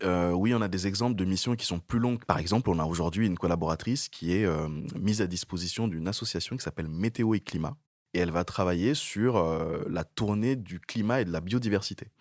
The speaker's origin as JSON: {"language": "French", "country": "Niger", "tie": "born or raised there", "also_born_or_lived": "Togo", "moved": "as an adult", "lives_now": "France", "said": "je suis né au Togo, j'ai grandi au Niger et je suis arrivé en France pour faire mes études"}